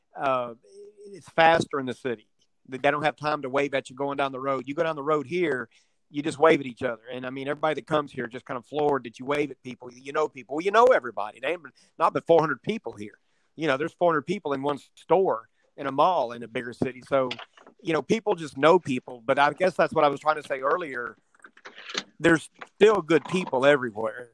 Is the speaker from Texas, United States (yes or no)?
yes; Houston, Texas, United States; also born or lived in Midland, Texas; now in Avery, United States; I was born in Midland, Texas, which is in West Texas. And uh, at five years old, I moved from there to Houston. My mother took a transfer with her job with her company, and I lived in Houston from uh, 1971 to 1980 and then in '80 I moved